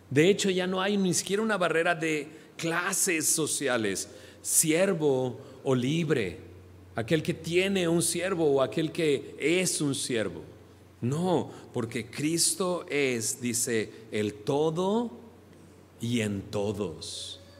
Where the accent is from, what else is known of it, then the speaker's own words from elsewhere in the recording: Monterrey, Nuevo León, Mexico; accent: regio; yo soy de acá, de Monterrey, pero pues ya no hablo como regio. Se me acabó el acento. Llevo realmente 22 años fuera de, Monterrey.